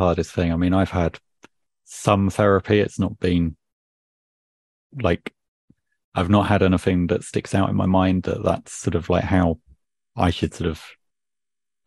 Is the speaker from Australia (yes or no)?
no; United Kingdom; being British